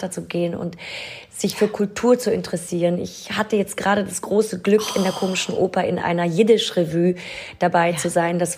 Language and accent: German; Nidderau, Hesse, Germany; moved away as an adult; also born or lived in Hanau / London / Paris / New York; now in Berlin, Germany; Ich bin in Hanau geboren. Ich bin aufgewachsen in Ostheim, Niederau-Ostheim. Das ist ein kleines Dorf bei Hanau und bin dann direkt von meinem Dorf nach London gegangen